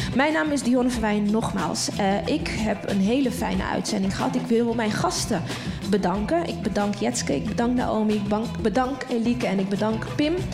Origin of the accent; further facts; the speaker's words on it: Netherlands; ons als Nederlanders